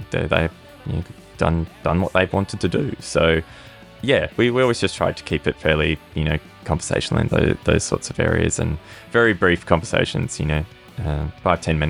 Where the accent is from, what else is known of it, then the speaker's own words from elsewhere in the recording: Perth, Western Australia, Australia; we've got a little island off the coast of Perth called Rottnest